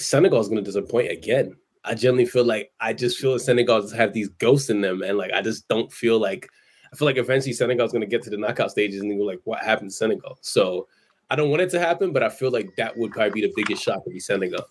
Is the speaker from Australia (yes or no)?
no; Nigeria; I'm Nigerian